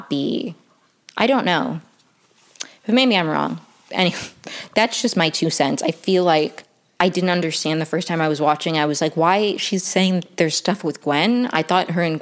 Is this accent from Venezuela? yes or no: yes; Venezuela; I'm from Venezuela